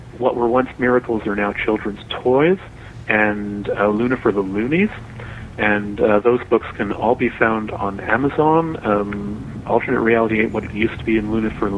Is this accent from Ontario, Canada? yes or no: yes; Toronto, Ontario, Canada; my hometown of Toronto